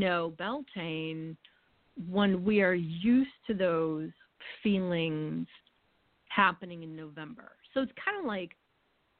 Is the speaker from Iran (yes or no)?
no; New England, United States; having been born and raised in New England